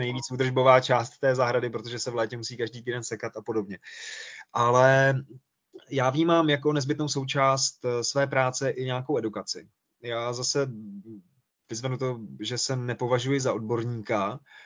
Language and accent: Czech; Czechia; my jako Češi